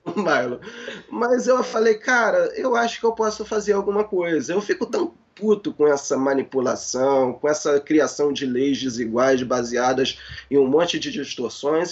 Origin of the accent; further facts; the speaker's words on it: Rio de Janeiro, Brazil; sou do Rio de Janeiro